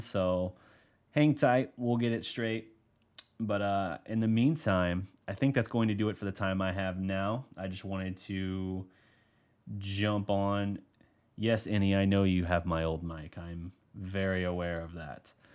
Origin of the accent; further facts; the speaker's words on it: Oklahoma, United States; moved away; I'm from Oklahoma originally